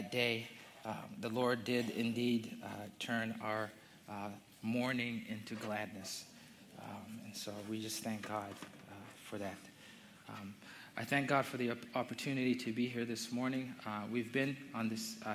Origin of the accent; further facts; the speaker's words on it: Zambia; moved away; I'm from Zambia. I was born and raised in Zambia